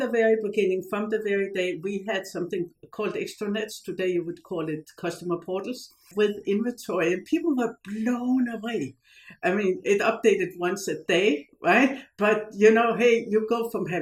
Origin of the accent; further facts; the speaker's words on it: Odense, Southern Denmark, Denmark; moved away as an adult; now in Silicon Valley, United States; I started in Denmark. I was born in the town of the fairy tale author Hans Christian Andersen